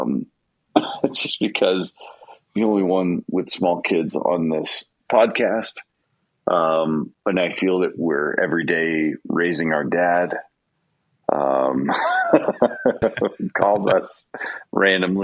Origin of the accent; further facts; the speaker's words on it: Houston, Texas, United States; also born or lived in Minnesota; now in Colorado, United States; I live in Colorado. I grew up outside of Houston and spent a lot of time in Minnesota before moving out here.